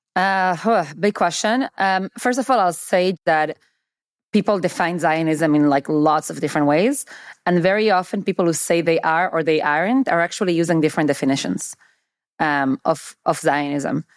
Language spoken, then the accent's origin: English; Argentina; now in United States; I have Argentinian citizenship. I was born in Argentina.